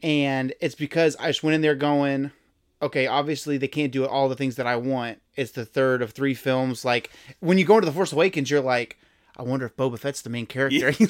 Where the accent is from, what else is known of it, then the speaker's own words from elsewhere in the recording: Houston, Texas, United States; we're both from Houston